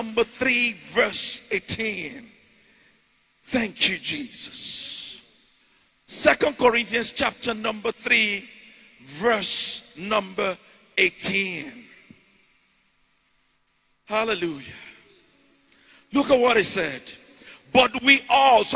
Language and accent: English; Ijebu, Ogun State, Nigeria; moved away; I'm from Ijebu in Nigeria.